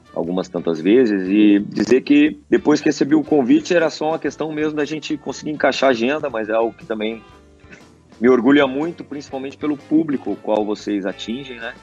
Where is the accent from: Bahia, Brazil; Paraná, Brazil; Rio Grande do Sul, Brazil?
Rio Grande do Sul, Brazil; Santo Antônio da Patrulha; moved away; also born or lived in Farroupilha / Spain; a minha terra natal com também né, a cidade no qual uh, eu, eu jogava na época